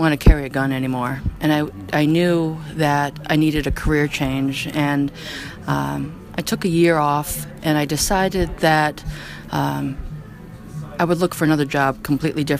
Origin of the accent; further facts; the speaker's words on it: New York, United States; now in Nashua, United States; I applied to the New York State Police because I'm from New York